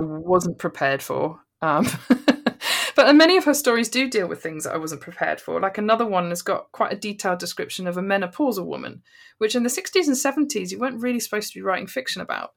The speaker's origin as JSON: {"language": "English", "town": "Bristol", "region": "South West England", "country": "United Kingdom", "said": "I'm from, I'm from Bristol"}